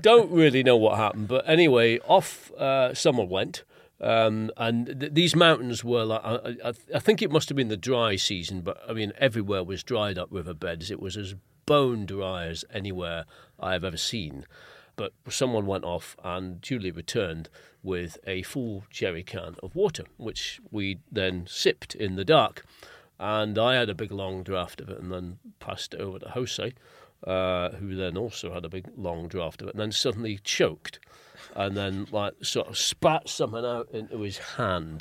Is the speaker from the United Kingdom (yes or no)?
yes; England, United Kingdom; being English